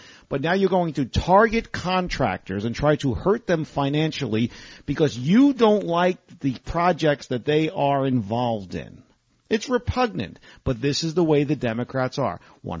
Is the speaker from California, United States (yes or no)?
no; New York, United States; moved away; I'm from New York originally. I love it. It's my home